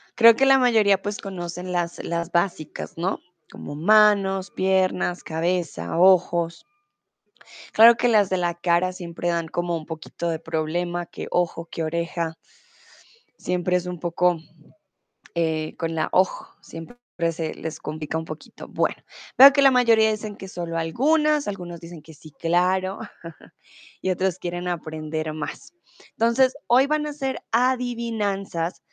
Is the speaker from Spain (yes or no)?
no; Colombia